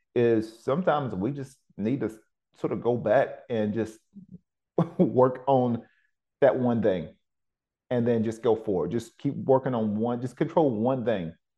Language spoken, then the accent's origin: English; Cleveland, Tennessee, United States; moved away; also born or lived in Oceanside, California; my hometown back in Cleveland, Tennessee